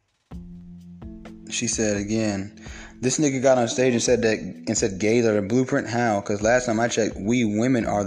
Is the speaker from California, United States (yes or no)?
no; Kennesaw, Georgia, United States; I grew up partially in Kennesaw